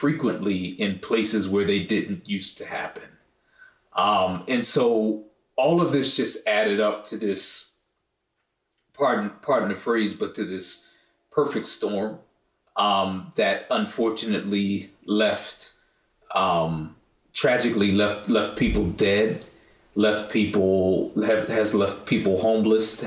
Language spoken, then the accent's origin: English; Northeast, United States; also born or lived in Cleveland / Boston / Connecticut; I grew up in the Northeast